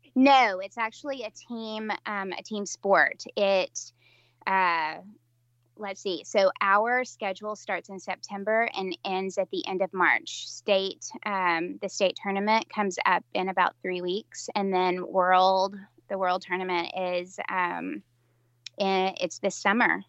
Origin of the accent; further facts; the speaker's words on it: West Tennessee, United States; I'm from Middle Tennessee, and uh, started out in in West Tennessee, but then moved into Middle Tennessee as an adult